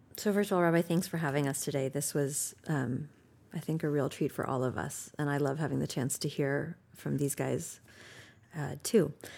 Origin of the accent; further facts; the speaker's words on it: United States; as an American